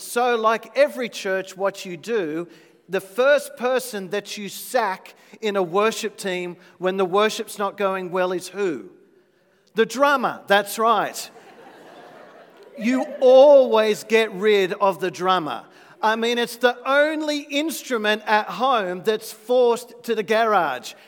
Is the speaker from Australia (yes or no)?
yes; Australia; as an Aussie